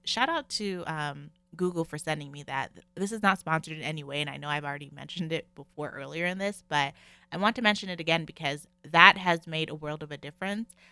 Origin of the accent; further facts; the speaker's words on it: Canada; I'm in Canada, if you guys don't know, I'm Canadian.